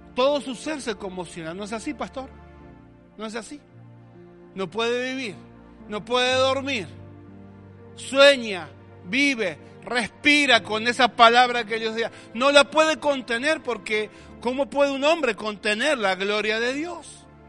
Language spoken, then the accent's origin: Spanish; Argentina